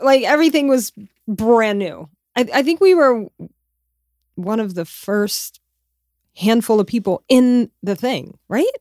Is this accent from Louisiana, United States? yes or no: yes; Louisiana, United States; I'm from Louisiana